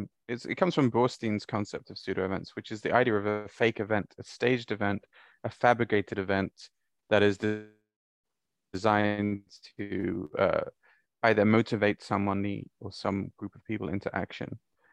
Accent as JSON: {"language": "English", "country": "Bahrain", "tie": "born or raised there", "also_born_or_lived": "Saudi Arabia", "said": "And I grew up in the Gulf. I grew up in Bahrain and Saudi."}